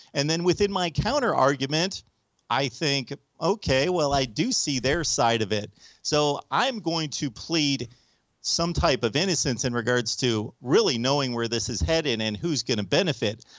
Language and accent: English; United States; I'm an American